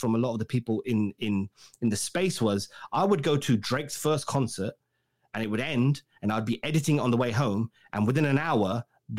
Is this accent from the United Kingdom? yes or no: yes; England, United Kingdom; I'm English